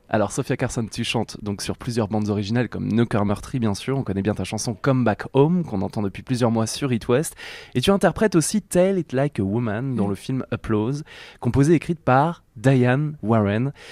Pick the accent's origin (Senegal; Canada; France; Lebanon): France; chez nous en Bretagne et Pays de la Loire